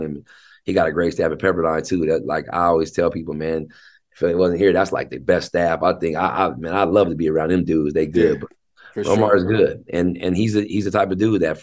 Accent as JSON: {"language": "English", "town": "Tacoma", "region": "Washington", "country": "United States", "tie": "born or raised there", "also_born_or_lived": "Seattle / Federal Way", "said": "I was actually born in Seattle. I was born at University of Washington Hospital. But then I was raised in Tacoma"}